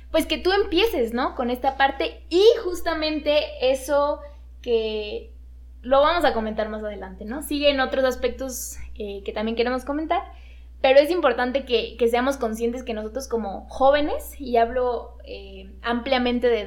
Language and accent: Spanish; Mexico; es nuestro deber incluso como mexicanos, para activar la economía incluso de nuestro país